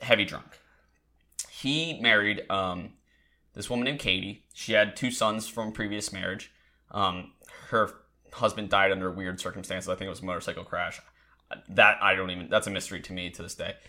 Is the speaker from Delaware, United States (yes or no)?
yes; Delaware, United States; moved away; I'm originally from Delaware